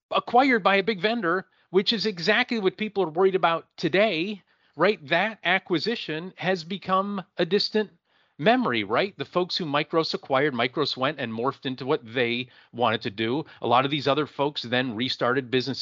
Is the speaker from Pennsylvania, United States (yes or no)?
yes; Erie, Pennsylvania, United States; I'm from Erie, Pennsylvania